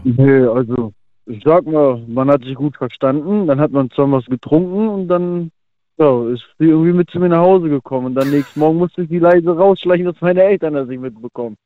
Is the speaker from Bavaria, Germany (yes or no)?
yes; Munich, Bavaria, Germany; Ich bin aus der Ecke München